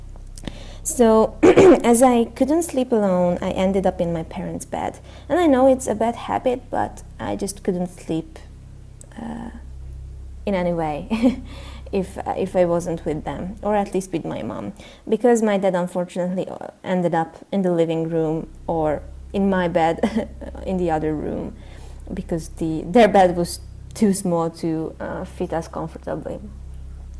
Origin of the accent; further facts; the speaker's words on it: Hungary; I'm from Hungary.